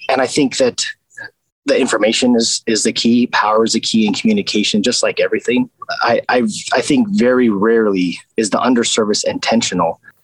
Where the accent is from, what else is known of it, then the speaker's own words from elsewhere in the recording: Las Vegas, Nevada, United States; I grew up in East Las Vegas which was very rural at the time